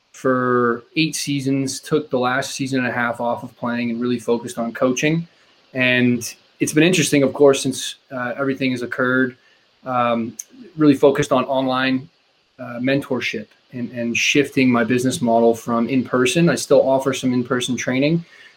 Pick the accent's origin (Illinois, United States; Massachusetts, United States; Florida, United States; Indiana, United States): Massachusetts, United States; Quincy; grew up in Quincy, just south of Boston